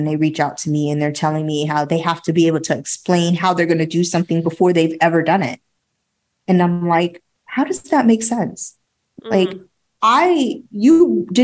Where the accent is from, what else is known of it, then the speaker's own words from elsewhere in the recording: New York, United States; I'm a New Yorker